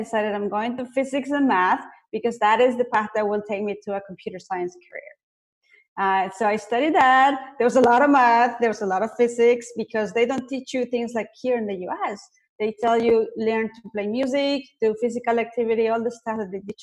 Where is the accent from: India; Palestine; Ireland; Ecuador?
Ecuador; now in United States; I wasn't born here in the US. I was born in South America.